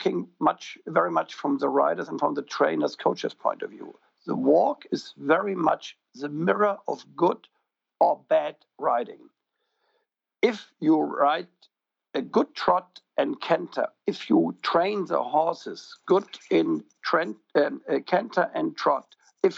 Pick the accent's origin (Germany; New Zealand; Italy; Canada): Germany; I'm from Germany